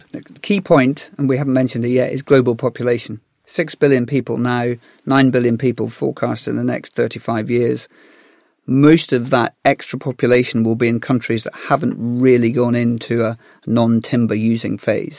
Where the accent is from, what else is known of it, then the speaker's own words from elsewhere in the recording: Galloway, Scotland, United Kingdom; I grew up in Galloway, which is the most forested part of the UK.